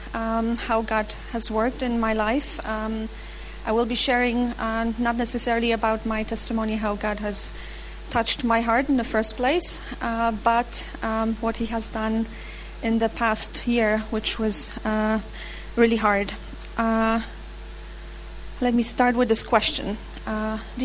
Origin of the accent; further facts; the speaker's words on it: Opole, Opole Voivodeship, Poland; I'm from Opole, Poland. I work there in an American company.